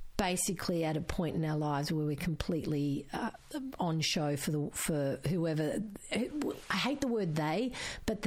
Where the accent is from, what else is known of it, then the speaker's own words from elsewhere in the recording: Geelong, Victoria, Australia; first language Croatian; English is a second language; School was hard, but I went to Holy Family Primary School in Geelong